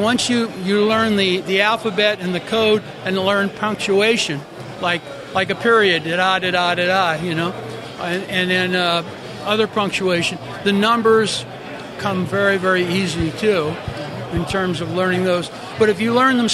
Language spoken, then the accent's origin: English; Southern California, United States; Southern California